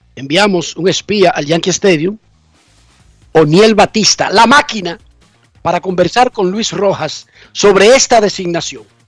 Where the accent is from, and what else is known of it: Santo Domingo Oeste, Distrito Nacional, Dominican Republic; born or raised there